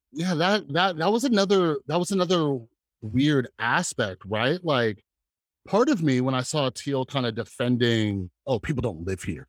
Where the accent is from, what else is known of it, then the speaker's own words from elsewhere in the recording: Las Vegas, Nevada, United States; I grew up in Las Vegas